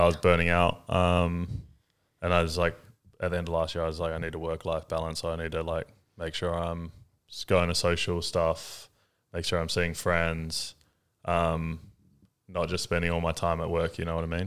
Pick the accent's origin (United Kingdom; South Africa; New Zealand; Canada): New Zealand; now in Australia; I'm from New Zealand